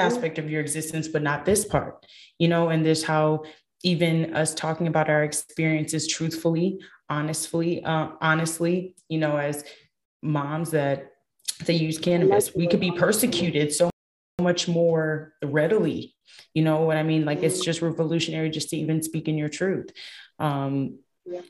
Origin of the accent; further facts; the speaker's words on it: Michigan, United States; I'm from Michigan